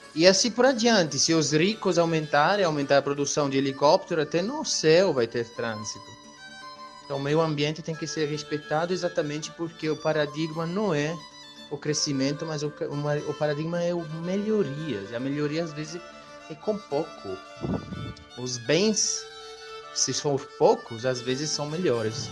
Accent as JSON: {"language": "Portuguese", "country": "Italy", "second_language": "Portuguese", "moved": "as an adult", "lives_now": "Brazil", "said": "sou italiano e estou no Brasil há 10 anos"}